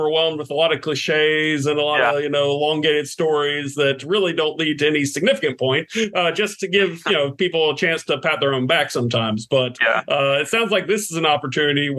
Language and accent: English; Atlanta, Georgia, United States; I'm from Atlanta